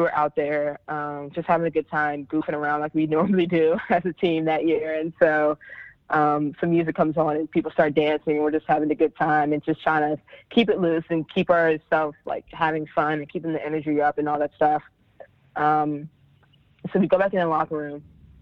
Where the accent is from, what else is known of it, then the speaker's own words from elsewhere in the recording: Maryland, United States; I grew up in Maryland, ACC country